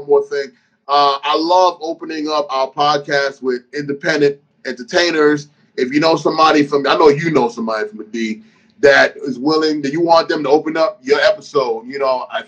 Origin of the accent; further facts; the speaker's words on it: New York City, New York, United States; also born or lived in Virginia / Panama; I was raised in Brooklyn